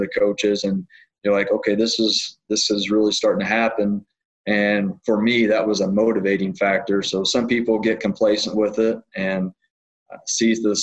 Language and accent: English; Southern Illinois, United States; Growing up in Southern Illinois